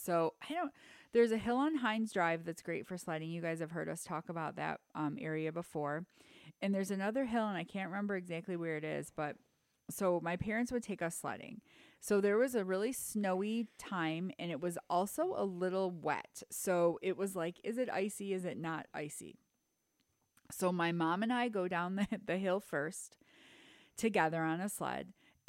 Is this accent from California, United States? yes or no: no; Detroit, Michigan, United States; I will always be 313, represent. Anyway, so I grew up in Michigan, Detroit area.